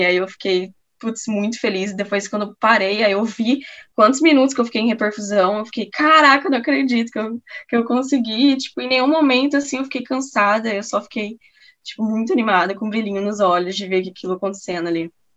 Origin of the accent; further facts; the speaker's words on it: Campo Grande, Mato Grosso do Sul, Brazil; moved away as an adult; now in Porto Alegre, Brazil; eu sou de Campo Grande, Mato Grosso do Sul